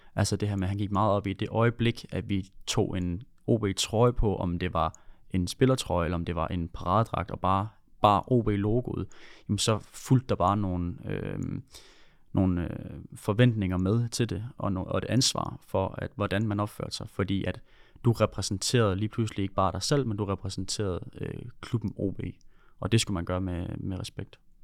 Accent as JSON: {"language": "Danish", "area": "Funen", "region": "Southern Denmark", "country": "Denmark", "also_born_or_lived": "Odense", "accent": "Funen dialect", "moved": "yes", "lives_now": "Horsens, Denmark", "said": "Jeg er Fynbo"}